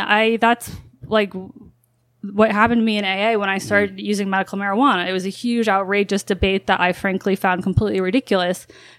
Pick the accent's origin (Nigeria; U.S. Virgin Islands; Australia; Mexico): U.S. Virgin Islands; Growing up in the Virgin Islands was, on one hand, you know, like living in paradise, you know, literally after school.